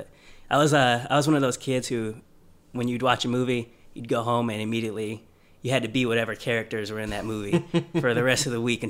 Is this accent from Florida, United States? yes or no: yes; Milton, Florida, United States; Yeah, I'm from Milton, Florida. It's about 15-20 minutes outside of Pensacola. My dad was in the Navy, so we traveled a lot, but this is where we ended up.